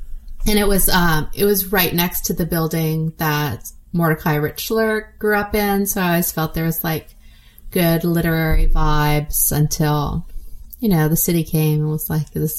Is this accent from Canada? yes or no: yes; Montreal, Quebec, Canada; I am. Yes.